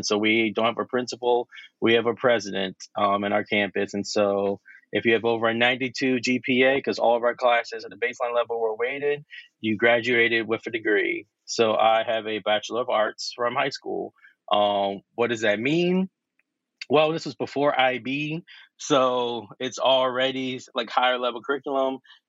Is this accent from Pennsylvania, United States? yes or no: yes; Philadelphia, Pennsylvania, United States; Born and raised in Philly, South Philly, not on the outskirts. I actually am from inside the city of Philadelphia.